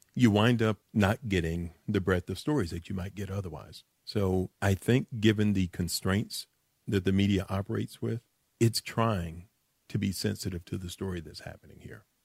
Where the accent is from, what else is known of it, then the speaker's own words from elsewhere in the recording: Dallas, Texas, United States; I'm from the Grove